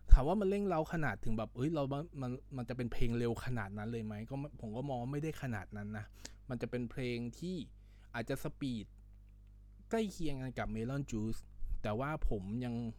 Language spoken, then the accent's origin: Thai; Isan, Thailand; ผมเองมันเป็นคนอีสานอยู่แล้วนะครับ